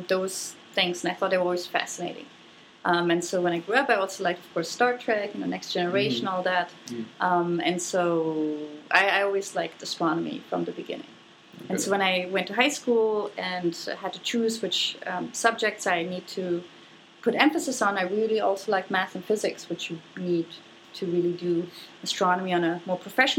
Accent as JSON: {"language": "English", "country": "Germany", "tie": "born or raised there", "moved": "yes", "said": "I grew up in Germany"}